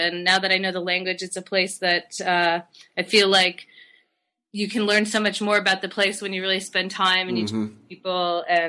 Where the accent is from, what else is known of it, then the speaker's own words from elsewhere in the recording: Massachusetts, United States; Yeah, and I grew up in Western Massachusetts, and I took a detour down to Georgia Tech for a little while